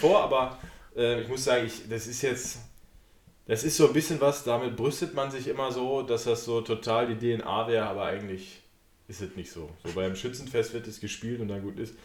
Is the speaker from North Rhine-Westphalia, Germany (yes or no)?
yes; Sauerland, North Rhine-Westphalia, Germany; moved away; also aus meiner Heimat, wobei ich eigentlich aus dem Sauerland komme